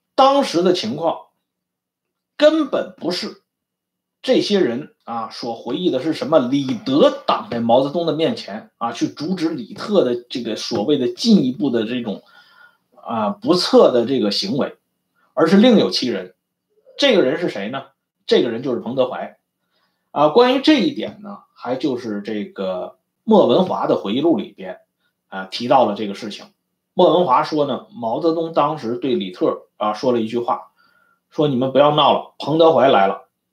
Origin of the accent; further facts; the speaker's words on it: China; 我们中国人